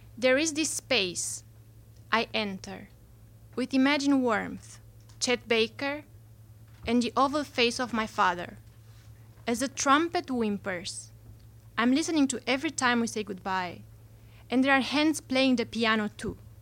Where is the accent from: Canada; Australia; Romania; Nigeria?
Romania; moved away; I'm not from here. I'm from Romania